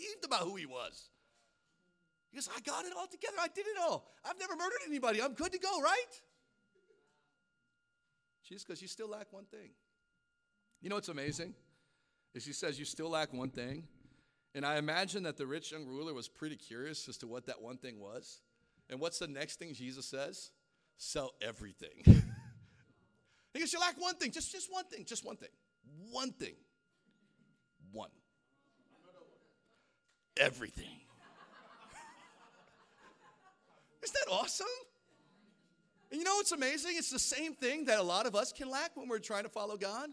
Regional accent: Hawaii, United States; moved away; I grew up in Hawaii.

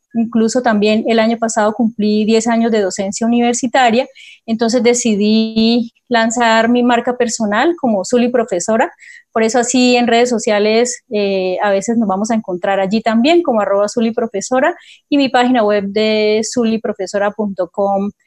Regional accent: Cúcuta, Norte de Santander, Colombia; moved away as an adult; also born or lived in Pamplona; now in Bucaramanga, Colombia; Soy cucuteña, soy norte santanderiana

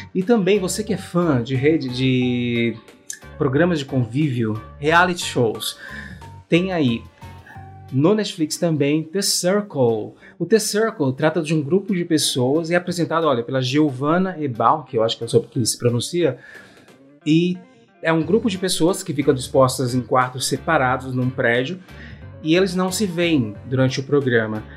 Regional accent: Brazil; Nós, como bons brasileiros

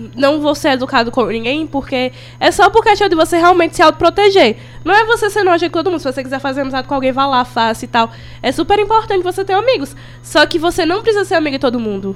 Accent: Crato, Ceará, Brazil; eu sou do Crato

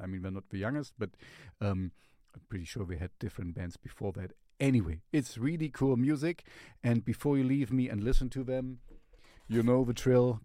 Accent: Germany; I'm from Germany. We are from Germany

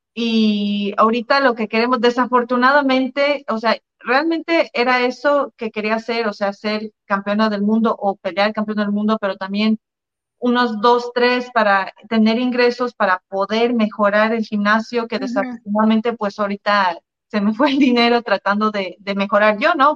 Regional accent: Mexico; moved away; also born or lived in United States / Canada; yo soy mexicana

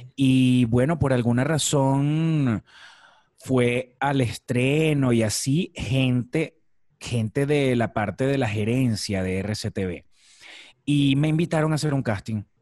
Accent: Maracay, Aragua, Venezuela; moved away as an adult; also born or lived in La Victoria, Venezuela; now in Mexico; soy de un estado del centro de Venezuela que se llama el estado Aragua. Yo nací en una ciudad que se llama La Victoria

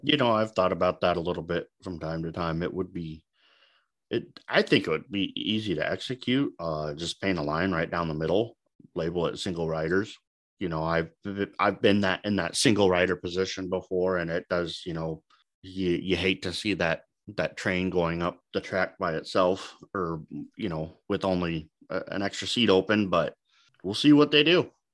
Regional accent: Omaha, Nebraska, United States; I'm from Omaha, s-, still live here in Omaha.

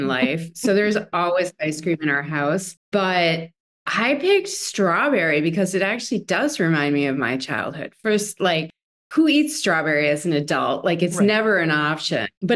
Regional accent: Wisconsin, United States; moved away; I'm from Wisconsin originally

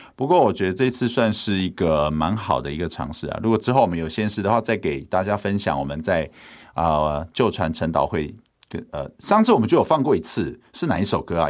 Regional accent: Hualien, Hualien County, Taiwan; 我爸是在台北工作嘛，我在花莲长大，所以他一年就回来个一次两次

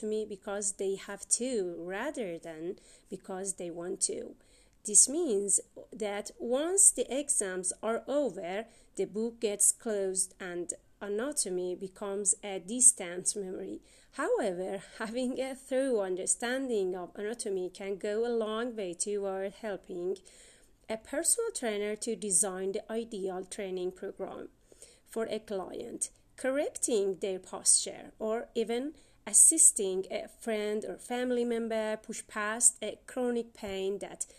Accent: Iran; from Iran

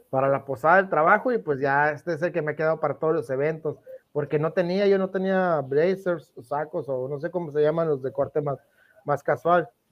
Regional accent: Mexico; como mexicano, fíjate, como mexicano

